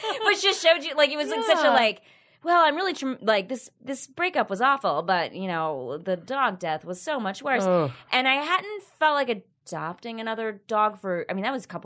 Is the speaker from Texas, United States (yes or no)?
yes; Texas, United States; I grew up in Texas